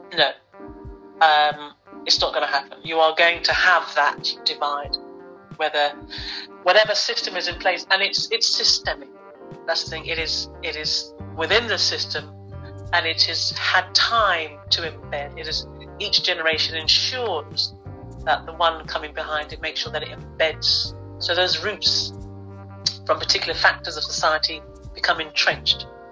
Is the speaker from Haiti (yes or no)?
no; London, United Kingdom; I am actually born and bred in London